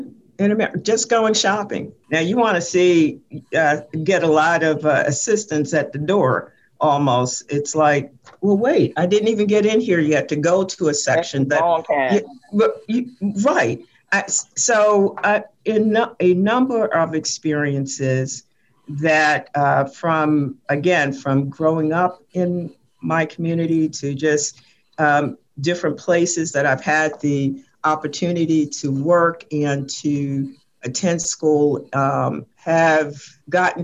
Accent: Richmond, Virginia, United States; growing up in Whitcom Court

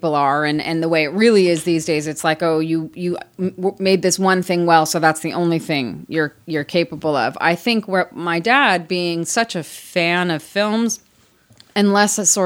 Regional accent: Beverly Hills, California, United States; I grew up in Los Angeles

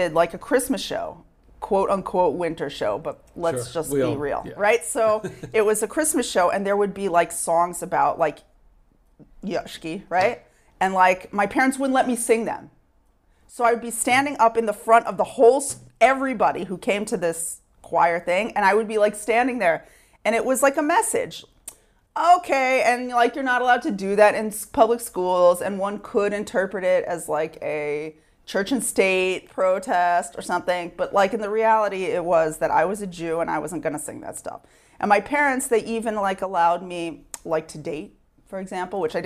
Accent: Sherman, Texas, United States; now in Israel; I grew up in Sherman, Texas

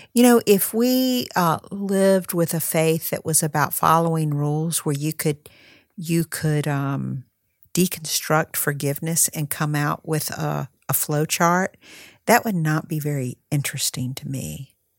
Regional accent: North Carolina, United States; North Carolina, which is, uh, my home state

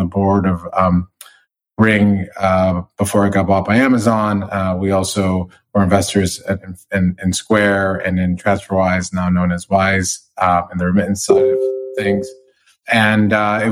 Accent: Michigan, United States; moved away as an adult; also born or lived in New York City / Los Angeles; now in Englewood, United States; I grew up in Michigan

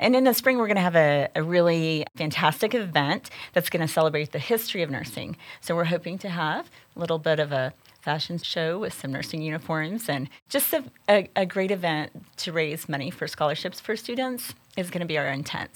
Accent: Amarillo, Texas, United States; I grew up here in the Texas Panhandle

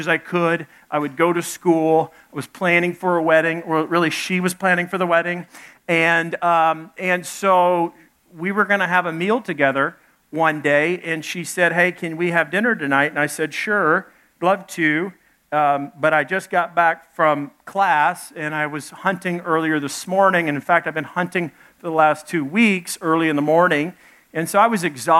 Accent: Little Rock, Arkansas, United States; also born or lived in Dallas, Texas; I was born in Dallas, grew up in Little Rock, Arkansas.

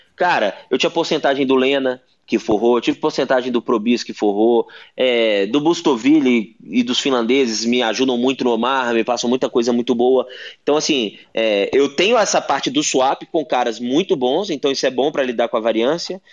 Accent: Brazil; eu sou brasileiro, aqui no Brasil

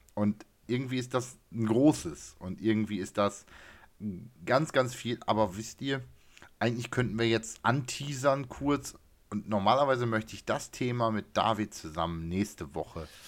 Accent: municipality neighbouring Ostrhauderfehn, Lower Saxony, Germany; in Ostrauder-Feen, in der Nachbarkommune meines Heimatortes

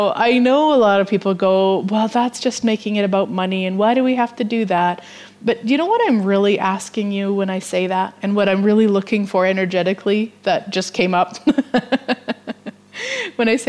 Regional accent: Vermilion, Alberta, Canada; She goes to my hometown

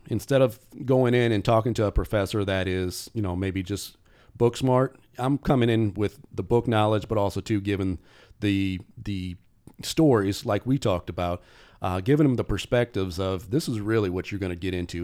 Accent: South Bend, Indiana, United States; moved away as an adult; also born or lived in Florida; now in Indianapolis, United States; I'm originally from South Bend, Indiana

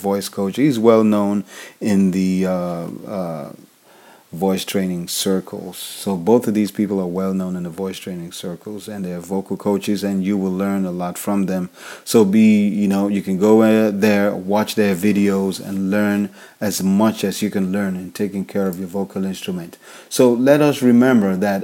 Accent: Nigeria; I'm African. I'm from Nigeria.

